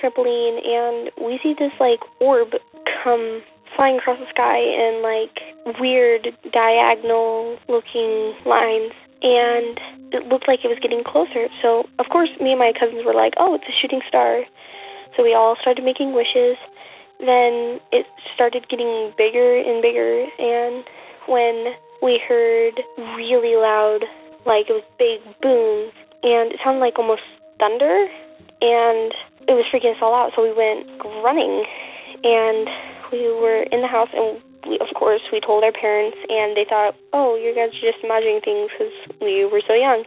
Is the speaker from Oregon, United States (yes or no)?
yes; Vernonia, Oregon, United States; I am originally from Vernonia, Oregon